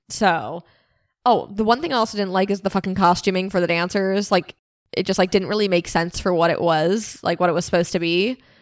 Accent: Pennsylvania, United States; we're from Pennsylvania

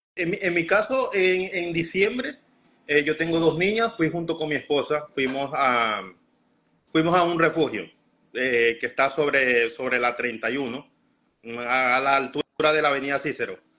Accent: Venezuela; moved away as an adult; now in Chicago, United States

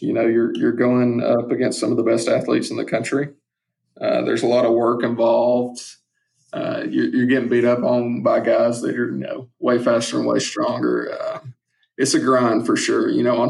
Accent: Southeast, United States; growing up in the Southeast and watching SEC football

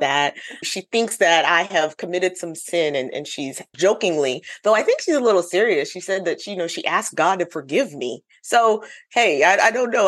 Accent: United States; now in South Carolina, United States; I am Ghanaian American.

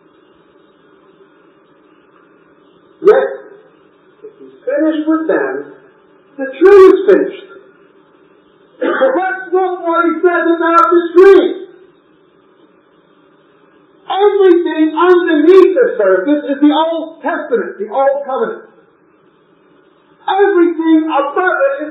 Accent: New York, United States; moved away; I grew up in New York and there's hundreds and hundreds of skyscrapers

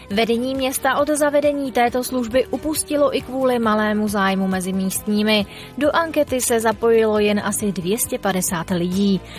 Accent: Cvikov, Liberec Region, Czechia; ale já jsem zvyklý na to cyklovsky, že jsem ze Cviková.

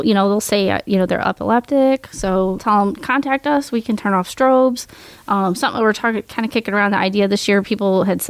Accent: Missouri, United States; now in Washington County, United States; We're transplants from Jefferson County to Washington County.

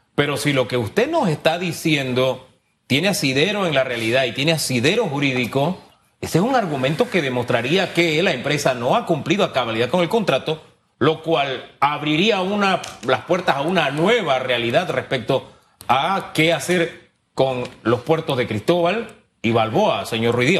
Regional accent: Panama; como panameño

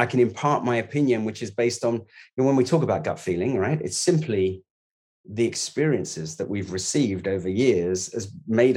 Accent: London, United Kingdom; I was born in the East End. I left school at 16, didn't go to university.

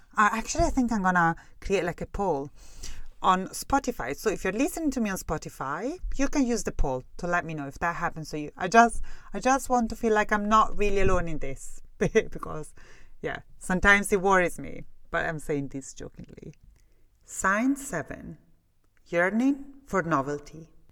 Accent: Italy; English is a second language; moved away as an adult; now in Scotland, United Kingdom; I left Italy. For real. You know, when I spend the majority of my time in Italy, I was like younger than twenty-two year old

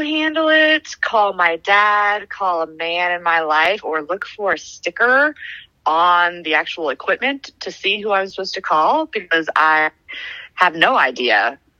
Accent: Kansas City, United States; also born or lived in Prairie Village, Kansas; Yeah, born and raised in Kansas City. I live in Perfect Village, as I like to call it, otherwise known as Prairie Village.

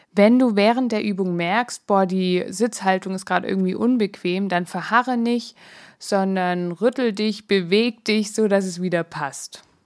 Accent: Swabia, Germany; moved away; Ich bin ja eher im Schwäbischen groß geworden

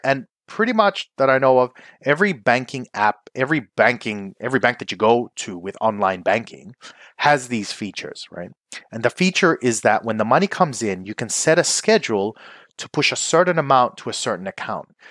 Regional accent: Philippines; I'm Filipino

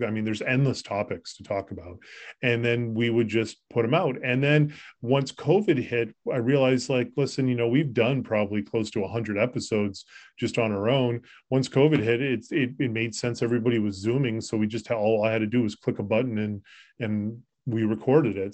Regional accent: Concord, Massachusetts, United States; moved away as an adult; also born or lived in Colorado / Florida; I grew up locally in the Lexington area. I grew up in Concord

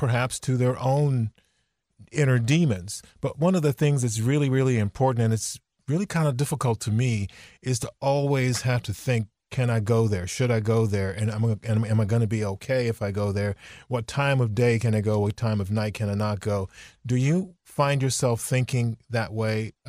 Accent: Virginia, United States; growing up in Virginia

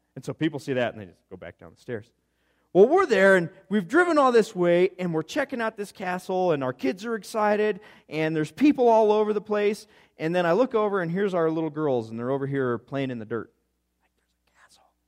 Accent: Gunnison, Colorado, United States; I come from Gunnison, Colorado, and it's a whole bunch of rocks with some dirt in between

